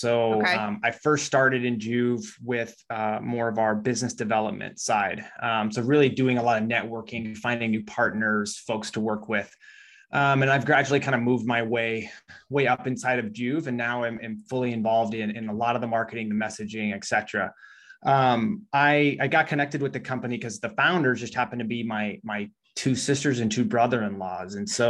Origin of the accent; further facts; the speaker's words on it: Midwest, United States; and I'm from the Midwest, so you hadn't really heard a lot about that stuff.